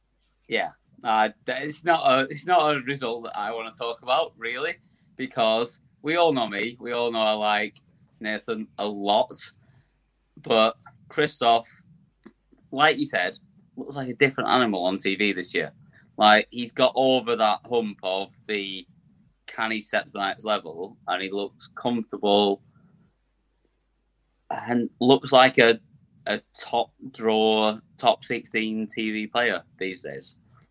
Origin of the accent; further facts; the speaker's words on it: North East England, United Kingdom; like, I just say like at the end of everything because I'm a Geordie.